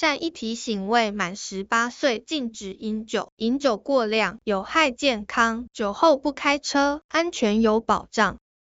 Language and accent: Chinese; Taiwan; moved away as an adult; also born or lived in Turkey; 在土耳其的台湾人圈子里面